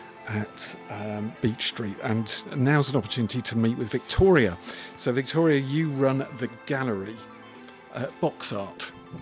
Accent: Felixstowe, East of England, United Kingdom; I grew up in the seaside town of Felixstowe, and it still feels to me as my hometown.

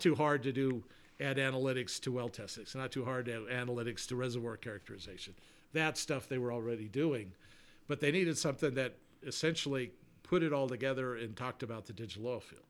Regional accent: Colorado Springs, Colorado, United States; moved away as an adult; also born or lived in Houston / New Orleans; we moved from Houston to Colorado Springs, which is my hometown

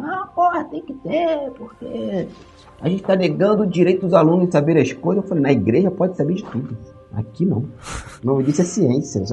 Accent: Magé, Rio de Janeiro, Brazil; moved away; minha, minha terra, né, Magé

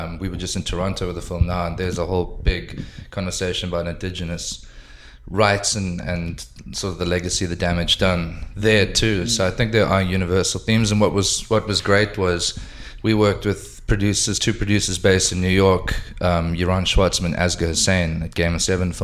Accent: Cape Town, Western Cape, South Africa; I grew up in Cape Town

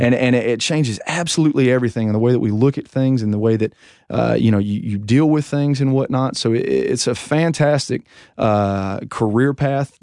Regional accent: United States

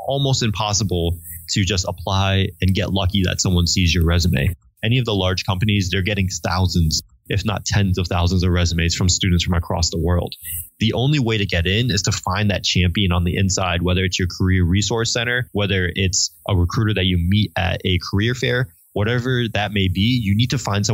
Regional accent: Connecticut, United States; moved away; my background of being from Connecticut

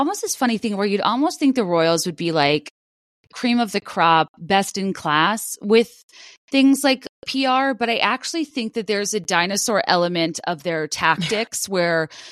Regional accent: United States; as an American

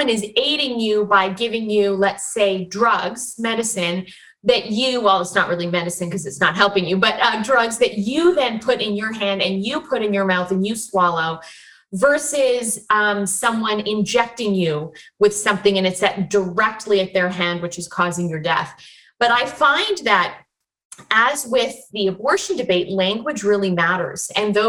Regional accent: Chilliwack, British Columbia, Canada; also born or lived in Vancouver / Alberta / Ontario; now in Florida, United States; So I'm actually one of the Vancouverites born in Vancouver at St. Paul's Hospital in 1980. And then I was raised in the Fraser Valley, actually out in Chilliwack.

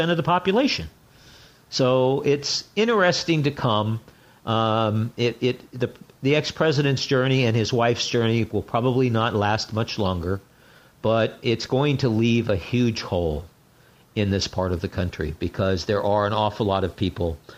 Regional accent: California, United States; I grew up in California, and I was born in 1955

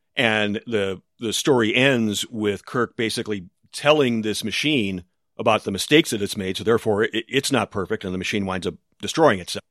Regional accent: United States; as an American

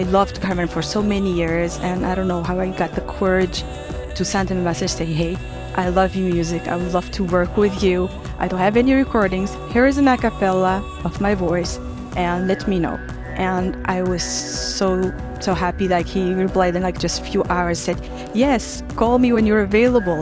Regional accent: Tunisia; my city where I was born in Tunisia

